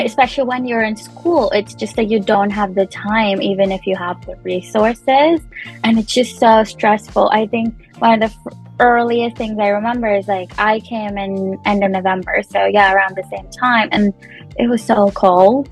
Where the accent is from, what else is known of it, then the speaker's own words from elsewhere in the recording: Punjab, India; moved away as an adult; also born or lived in Chandigarh, India; now in Canada; I am Punjabi. I was born and brought up in Punjab.